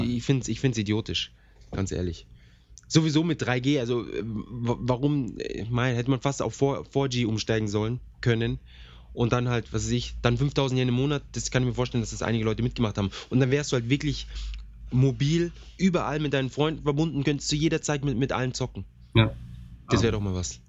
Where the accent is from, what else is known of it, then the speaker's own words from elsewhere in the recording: Germany; bei uns in Deutschland